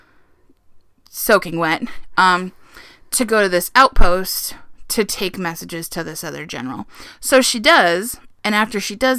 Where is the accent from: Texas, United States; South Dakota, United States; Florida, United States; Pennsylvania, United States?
South Dakota, United States; I'm from South Dakota. There's still nothing there.